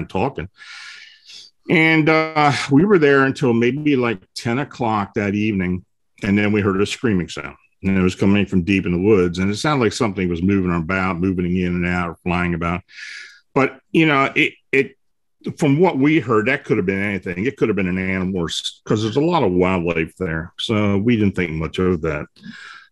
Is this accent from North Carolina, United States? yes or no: no; Pennsylvania, United States; also born or lived in Baltimore, Maryland; I was born and raised up here in Pennsylvania, but I had moved down there after I got out of high school